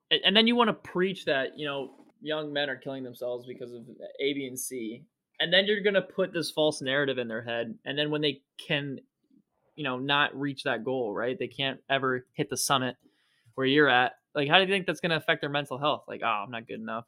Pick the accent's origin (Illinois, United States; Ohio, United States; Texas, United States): Ohio, United States; Ohio, my home state